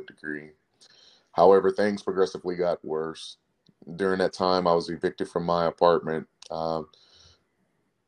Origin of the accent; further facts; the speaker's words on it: Plano, Texas, United States; also born or lived in Abbeville, Louisiana; now in Houston, United States; At a young age, my parents moved me and my siblings to Plano, Texas. It's a suburb of the Dallas-Fort Worth area. I graduated high school from Plano East Senior High School